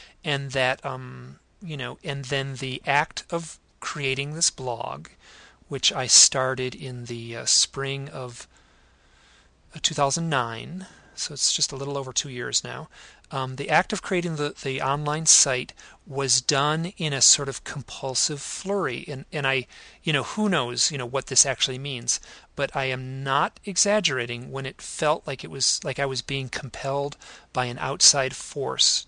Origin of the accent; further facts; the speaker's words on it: Idaho, United States; my hometown here in Idaho